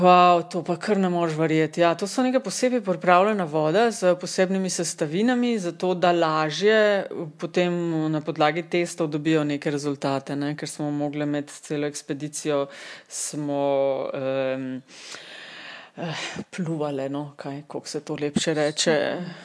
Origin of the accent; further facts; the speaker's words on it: Kočevje, Slovenia; prihajam iz Kočevja, ki je one of the coldest regions in Slovenija